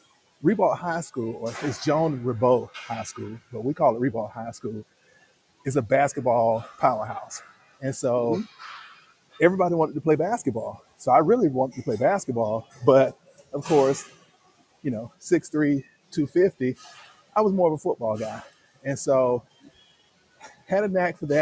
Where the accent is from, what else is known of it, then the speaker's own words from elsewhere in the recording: Jacksonville, Florida, United States; I grew up in Jacksonville, Florida. That's in the north, northeast part of Florida